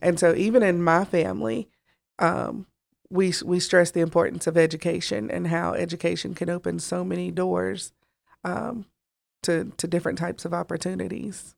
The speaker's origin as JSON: {"language": "English", "area": "Gaston County", "region": "North Carolina", "country": "United States", "tie": "born or raised there", "said": "Janet and I, we are originally from Gaston County, born and raised"}